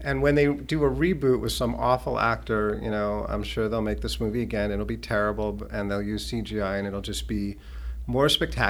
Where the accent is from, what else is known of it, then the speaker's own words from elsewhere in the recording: Boston suburbs, Massachusetts, United States; as a young Jewish boy growing up in the Boston burbs.